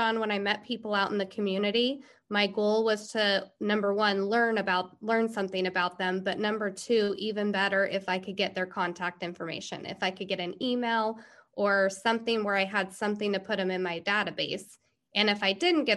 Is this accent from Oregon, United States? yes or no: yes; Pendleton, Oregon, United States; moved away as an adult; now in Walla Walla, United States; I'm from Pendleton, it's close